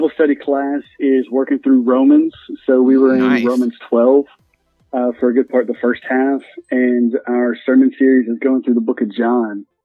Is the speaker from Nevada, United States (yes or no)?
no; Birmingham, Alabama, United States; I'm from Birmingham, Alabama, so I'm heart of Dixie right here.